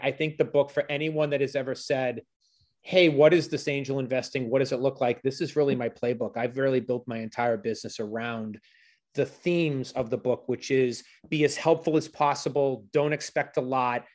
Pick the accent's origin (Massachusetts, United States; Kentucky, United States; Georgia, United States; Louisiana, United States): Massachusetts, United States; Boston; I was from Boston.